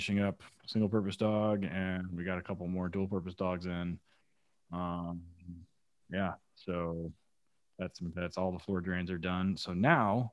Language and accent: English; Broken Arrow, Oklahoma, United States; we're both from Broken Arrow